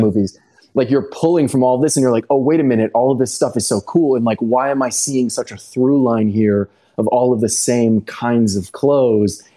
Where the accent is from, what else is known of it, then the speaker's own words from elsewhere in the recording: Texas, United States; moved away; also born or lived in Los Angeles (born, 'here'); growing up in Texas, but having been born here and having yeah. kind of spent so much time back and forth